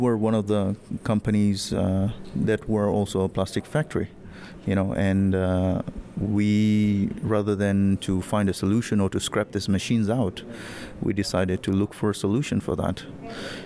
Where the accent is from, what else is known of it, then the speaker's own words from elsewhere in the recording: Tanzania; I'm coming from Tanzania